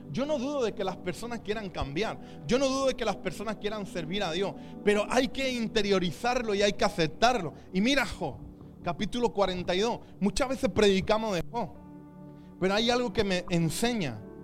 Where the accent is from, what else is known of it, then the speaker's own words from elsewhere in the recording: Chipiona, Andalusia, Spain; mi pueblo, Chipiona, de dónde viene el langostino